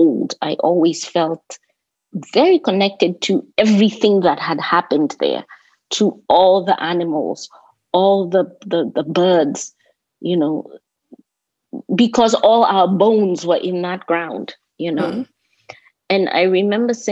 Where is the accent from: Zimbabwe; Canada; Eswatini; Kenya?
Kenya; Nairobi; also born or lived in Washington, D.C.; now in United States; growing up in Nairobi